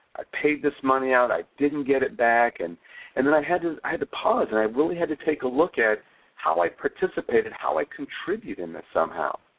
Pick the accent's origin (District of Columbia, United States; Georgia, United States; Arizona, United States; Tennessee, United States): Arizona, United States; Flagstaff; We grew up in Flagstaff, Arizona, and had a lot of snow or winter.